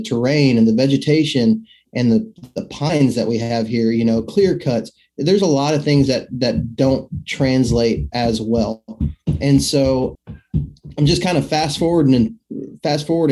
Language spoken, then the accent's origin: English; Midland, Texas, United States; moved away as an adult; now in Alabama, United States; I'm actually originally from West Texas, Midland, Odessa, Permian Basin area. That's where I was born and raised at, and moved over here to Alabama when I was, I guess I was about 18 when I moved here